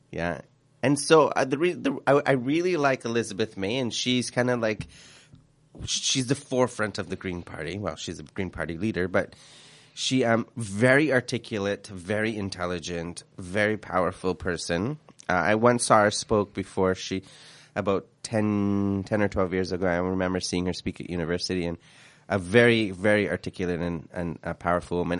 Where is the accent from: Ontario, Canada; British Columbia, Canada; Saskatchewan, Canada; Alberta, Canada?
British Columbia, Canada; Vancouver; also born or lived in Quebec; we came, we came to B C and I grew up in Vancouver